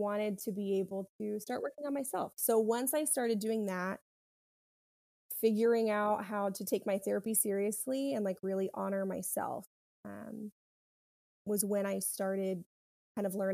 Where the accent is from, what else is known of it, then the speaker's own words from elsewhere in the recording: South Carolina, United States; now in Florida, United States; I'm from South Carolina and I wanted to go to a school there.